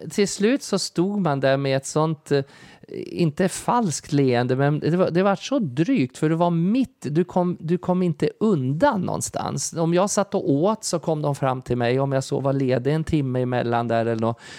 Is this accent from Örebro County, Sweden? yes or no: no; Kalmar, Kalmar County, Sweden; jag tog fighten för dem